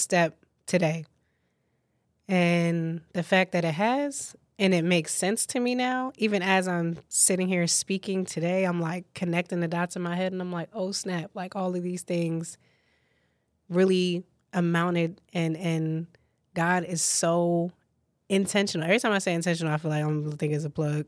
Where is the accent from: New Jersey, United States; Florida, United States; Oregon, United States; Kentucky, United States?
New Jersey, United States; I'm a Jersey girl. through and through, but I'm not from North Jersey. I am from South Jersey